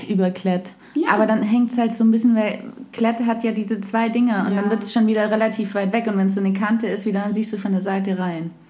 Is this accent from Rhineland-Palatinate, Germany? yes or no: no; Ravensburg, Baden-Württemberg, Germany; moved away as an adult; also born or lived in Munich / Southern France; now in Cologne, Germany; Ich komme aus Ravensburg. Ah, das ist ganz im Süden. Ganz im Süden unten, genau, am Bodensee. Ah, krass. Und habe dann in München studiert, habe dann lange in München gelebt und dann bin ich ganz kurz nach Südfrankreich gezogen